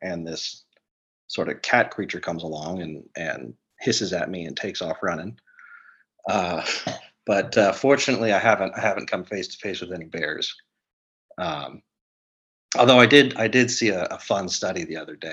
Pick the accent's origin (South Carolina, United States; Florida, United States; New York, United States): Florida, United States; Central; now in Los Angeles, United States; My family, we grew up in Central Florida.